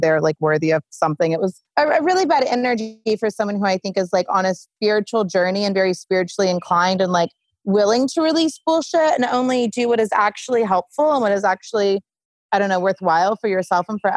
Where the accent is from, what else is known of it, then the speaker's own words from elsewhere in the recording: Sand Springs, Oklahoma, United States; moved away; I'm from Sand Springs, Oklahoma. I shouldn't say the middle of nowhere, but far different from where I live today.